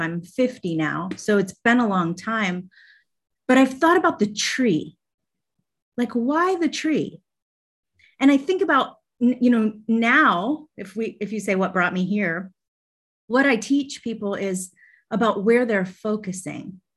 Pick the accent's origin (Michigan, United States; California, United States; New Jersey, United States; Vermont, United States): Vermont, United States; now in Atlanta, United States; when I was young, I grew up in Vermont